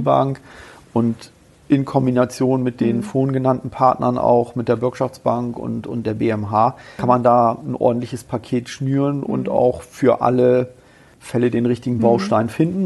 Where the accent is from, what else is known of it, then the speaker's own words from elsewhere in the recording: Bremen, Germany; now in Kassel, Germany; ich komme ja ursprünglich aus Bremen